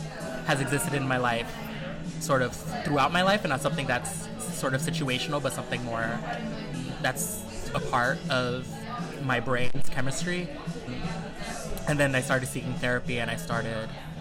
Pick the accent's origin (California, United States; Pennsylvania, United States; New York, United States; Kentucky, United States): New York, United States; New York City; I'm from the Bronx